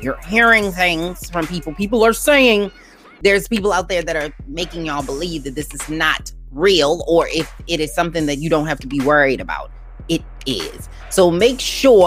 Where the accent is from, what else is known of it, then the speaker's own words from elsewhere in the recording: Baltimore, Maryland, United States; I grew up in Baltimore